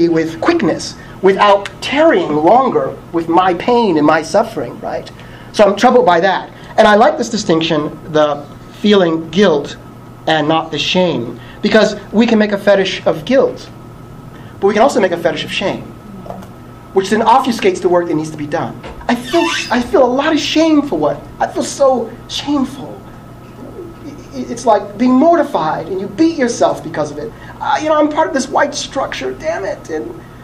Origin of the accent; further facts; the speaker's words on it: Philadelphia, Pennsylvania, United States; I was born and raised in North Philly